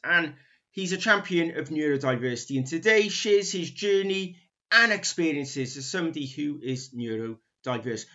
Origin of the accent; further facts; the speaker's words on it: Barry, Wales, United Kingdom; also born or lived in Cardiff; I, am equally a, a, proud a proud Welshman, Cardiffian. Well, Barry